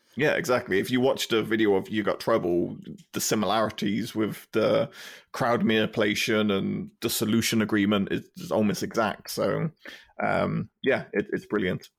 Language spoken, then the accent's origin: English; United Kingdom; being a British kid in the nineties and the two thousands is you came home and there'd be, like, Simpsons Channel four